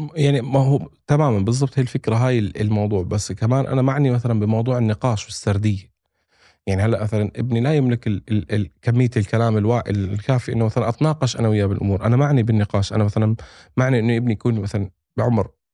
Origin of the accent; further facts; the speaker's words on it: Palestine; also born or lived in Jordan; انا فلسطيني اردني فلسطيني